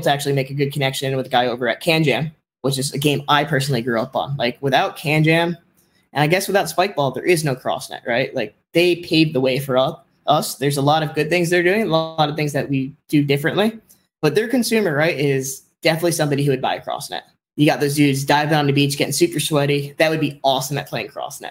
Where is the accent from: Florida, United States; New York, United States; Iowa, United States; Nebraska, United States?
Florida, United States; Miami; I'm from Miami.